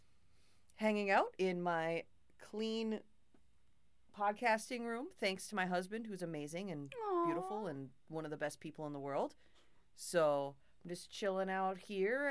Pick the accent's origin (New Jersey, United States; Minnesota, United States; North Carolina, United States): Minnesota, United States; Two Harbors; Growing up in Two Harbors